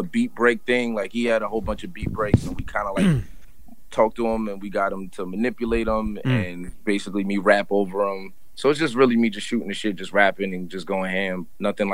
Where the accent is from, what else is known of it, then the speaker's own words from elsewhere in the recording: New York City, New York, United States; moved away as an adult; now in New Jersey, United States; I'm originally from East New York, Brooklyn. Lived out there. I just moved like a year and change ago, so I was living out there basically my whole life.